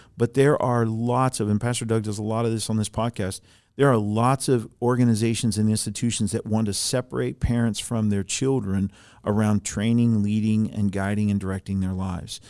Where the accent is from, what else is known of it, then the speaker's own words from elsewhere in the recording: Germany; moved away; I grew up in Germany, I was born in Germany